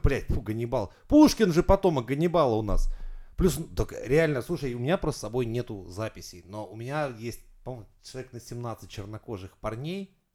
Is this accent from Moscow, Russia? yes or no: no; Saint Petersburg, Russia; я из Петербурга